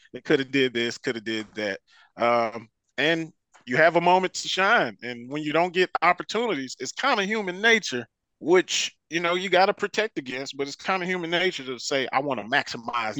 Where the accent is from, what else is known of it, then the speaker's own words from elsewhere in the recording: Detroit, Michigan, United States; now in Dallas, United States; I grew up in Detroit